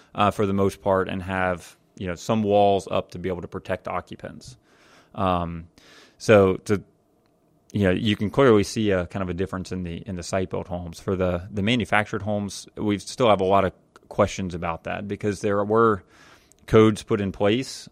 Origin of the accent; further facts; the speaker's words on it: Jacksonville, Florida, United States; growing up in Jacksonville, Florida